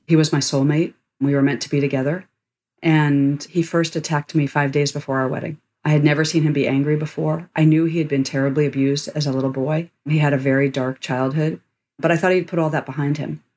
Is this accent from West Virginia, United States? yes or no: no; Washington, District of Columbia, United States; I grew up in Washington, D.C.